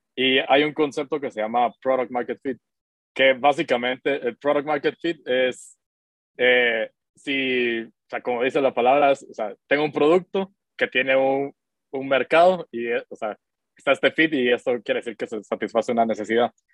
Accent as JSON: {"language": "Spanish", "country": "Guatemala", "said": "yo soy de Guatemala, tengo 31 años."}